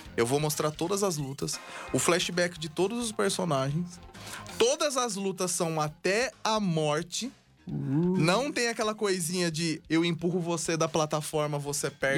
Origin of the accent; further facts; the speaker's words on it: Brazil; Eu sou do Brasil